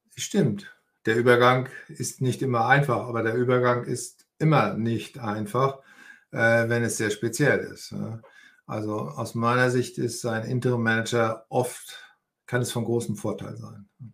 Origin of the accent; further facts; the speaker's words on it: Northern Germany, Germany; moved away as an adult; also born or lived in Austria / Hamburg; Ich bin hier auch in der Nähe geboren. Ich komme aus Norddeutschland